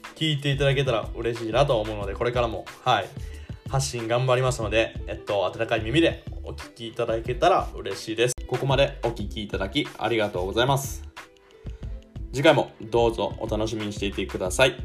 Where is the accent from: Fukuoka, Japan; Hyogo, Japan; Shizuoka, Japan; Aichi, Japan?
Shizuoka, Japan; moved away as an adult; also born or lived in Osaka; now in Germany; 地元の静岡